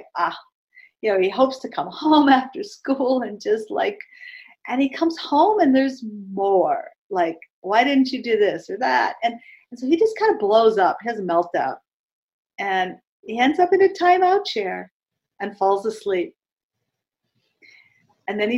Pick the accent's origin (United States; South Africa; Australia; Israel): United States; East Coast; I'm from the East Coast